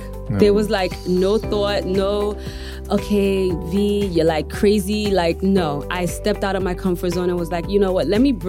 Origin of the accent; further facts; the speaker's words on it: New York City, New York, United States; moved away as an adult; also born or lived in United Kingdom; now in Ghana; I was raised in the Park Slope area of Brooklyn. It was a mix of Italians, of Spanish.